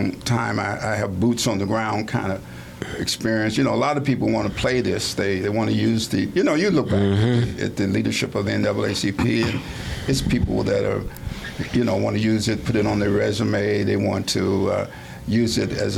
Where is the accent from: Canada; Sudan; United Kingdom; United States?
United States; Indianapolis, Indiana; moved away; I'm from Indianapolis, Indiana